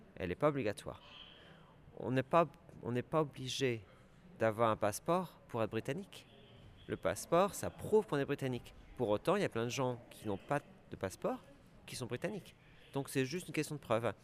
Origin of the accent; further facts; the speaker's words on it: France; moved away as an adult; also born or lived in London, United Kingdom / Scotland; now in United Kingdom; je suis un Français euh, qui a quitté euh, le pays euh, en 1995 pour s'installer au Royaume-Uni